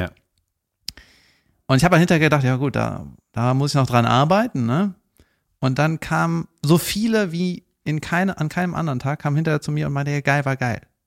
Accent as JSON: {"language": "German", "town": "Cologne", "region": "North Rhine-Westphalia", "country": "Germany", "said": "sage ich jetzt als Kölner"}